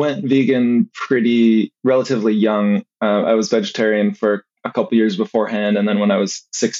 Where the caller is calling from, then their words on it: Eugene, Oregon, United States; I am in Eugene, Oregon right now.